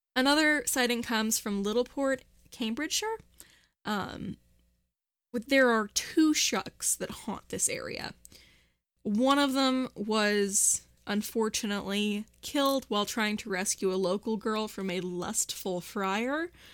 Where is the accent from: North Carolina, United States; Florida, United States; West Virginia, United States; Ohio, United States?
West Virginia, United States; Morgantown; Morgantown is finally, my hometown is having its first annual gay pride